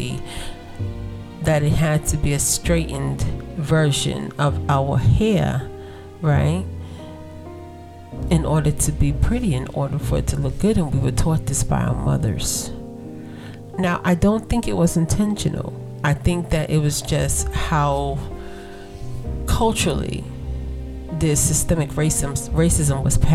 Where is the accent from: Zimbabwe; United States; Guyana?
United States; I am African American